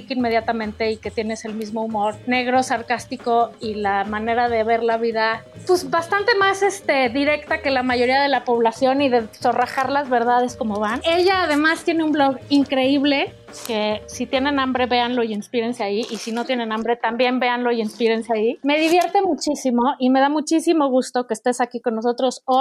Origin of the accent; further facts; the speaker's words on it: Monterrey, Nuevo León, Mexico; Como buena regia, muy